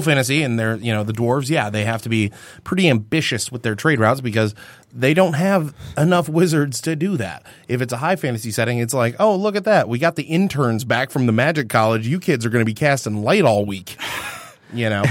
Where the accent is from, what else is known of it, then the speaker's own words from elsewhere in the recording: Michigan, United States; we come from Michigan